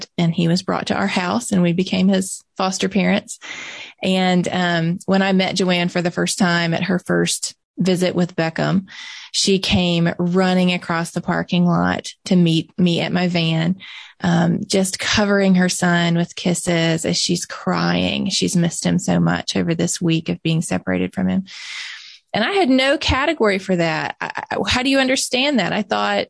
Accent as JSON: {"language": "English", "region": "Mississippi", "country": "United States", "tie": "born or raised there", "said": "I'm born and raised in Mississippi."}